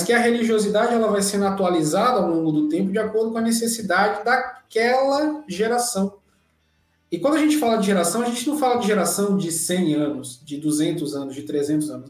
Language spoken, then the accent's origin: Portuguese; Recife, Pernambuco, Brazil; Eu nasci em Recife, Pernambuco, capital de Pernambuco